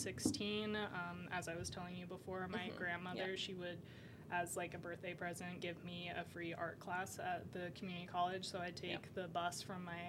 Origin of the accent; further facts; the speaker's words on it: Bend, Oregon, United States; also born or lived in Prineville, Oregon; I pretty much grew up in Bend, Oregon